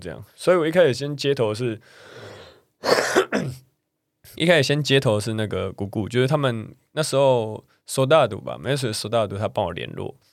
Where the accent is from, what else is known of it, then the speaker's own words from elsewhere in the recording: Taiwan; 我们台湾人